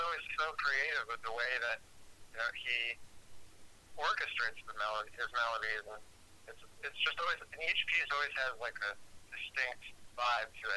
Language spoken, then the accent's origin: English; Rochester, New York, United States; moved away as an adult; now in New York City, United States; I was born in Rochester, New York, upstate. And grew up there